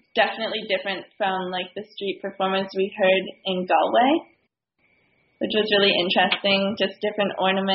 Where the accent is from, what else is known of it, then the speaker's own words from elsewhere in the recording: Victoria, British Columbia, Canada; I'm from Victoria.